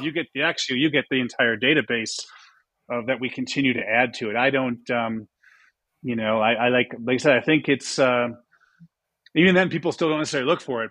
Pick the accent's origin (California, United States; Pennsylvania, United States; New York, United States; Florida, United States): New York, United States; Buffalo; moved away; also born or lived in Boston; I grew up in Buffalo, New York.